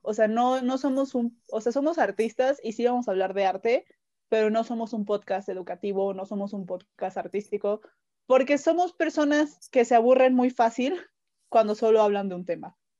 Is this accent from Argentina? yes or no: no; Veracruz, Mexico; now in Mexico City, Mexico; yo soy de Veracruz, pero vivo en México, entonces yo ya soy más chilanga